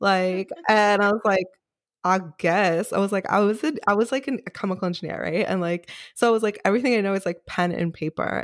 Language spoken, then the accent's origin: English; New York City, New York, United States; also born or lived in Rockland County, New York / California; I grew up in Queens, New York